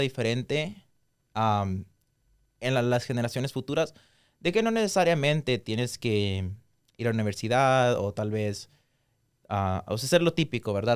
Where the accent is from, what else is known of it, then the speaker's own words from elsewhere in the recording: Guatemala; moved away; nosotros nacimos allá, yo y Cindy también crecimos allá por una parte de nuestra vida